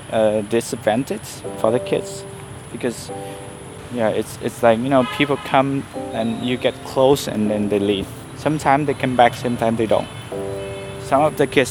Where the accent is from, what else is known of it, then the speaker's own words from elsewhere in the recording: village outside Hue, Thua Thien Hue, Vietnam; now in Hue, Vietnam; since I moved back to Hue to work, I go back to my hometown. I spend my weekend there, go fishing